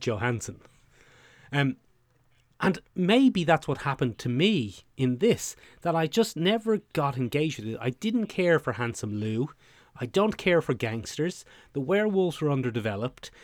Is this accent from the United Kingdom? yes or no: no; Ireland; the way we as Irish people pronounce can is probably a bit shorter than how Americans pronounce can anyway.